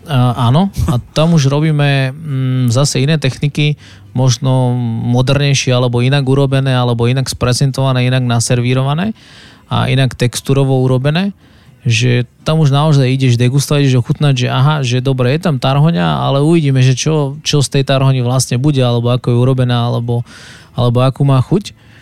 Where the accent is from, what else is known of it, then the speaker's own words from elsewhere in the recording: Závadka nad Hronom, Banská Bystrica Region, Slovakia; moved away as an adult; also born or lived in Bratislava; now in Košice, Slovakia; Potom sme sa presťahovali vlastne na, na Horehron Závadka nad Hronom, to je taká dedinka, ktorú, ktorú milujem a žijú tam moji rodičia